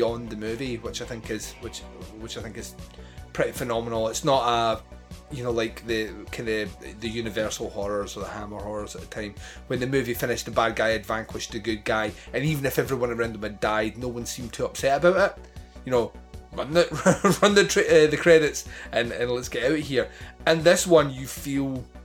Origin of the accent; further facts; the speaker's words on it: Scotland, United Kingdom; I'm Scottish